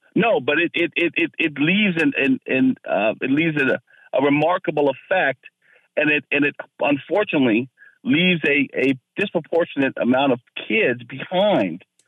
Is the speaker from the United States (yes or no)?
yes; Fairfax County, Virginia, United States; I grew up in Fairfax County and got the best public school education money could buy